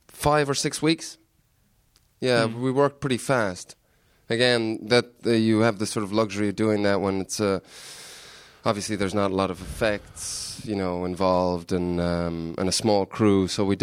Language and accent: English; Ireland; sort of people always think I'm Canadian, but I'm actually Irish in disguise.